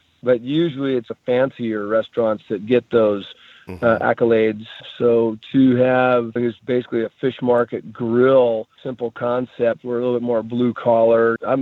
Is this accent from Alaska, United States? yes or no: yes; Alaska, United States; moved away; I was born in Alaska and fished for 20 something years